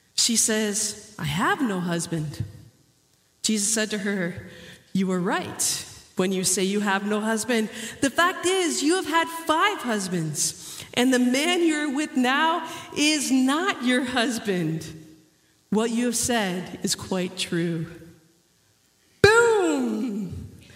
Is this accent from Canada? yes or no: yes; Canada; moved away; also born or lived in Dominican Republic; growing up in Canada